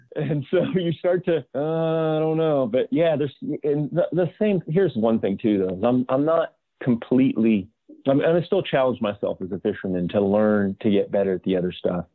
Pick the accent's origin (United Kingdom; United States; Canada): United States; Southern California; growing up in Southern California